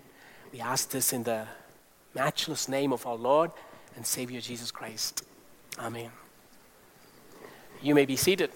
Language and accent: English; India; growing up in India, astrology was everywhere. We had a family astrologer who came every year to our home